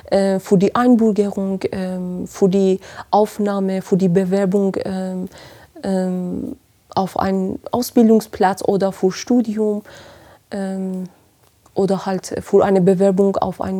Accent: Iran; moved away as an adult; now in Marburg, Germany; Ich komme ursprünglich aus dem Iran, bin seit äh, bald fast sechs Jahren in, in Deutschland und bin direkt nach Marburg gelandet, habe hier studiert

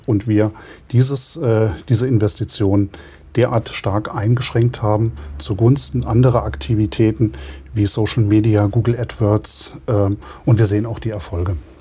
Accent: the region around Rauschenberg, Hesse, Germany; Insgeheim kommen wir aus der Region, wir stehen zu der Region und wollen eigentlich auch dort bleiben

